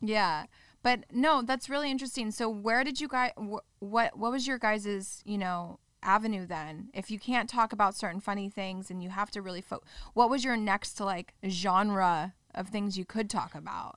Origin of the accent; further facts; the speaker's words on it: Orange County, California, United States; I grew up in Orange County